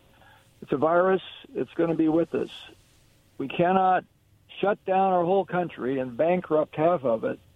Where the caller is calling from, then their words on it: Kennewick, Washington, United States; This is … from Kennewick.